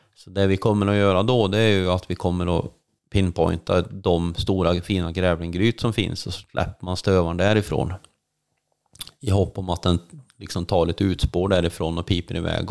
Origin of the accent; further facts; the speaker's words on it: Värmland, Sweden; moved away as an adult; now in Älvdalen, Sweden; jag är ju född uppväxt i Värmland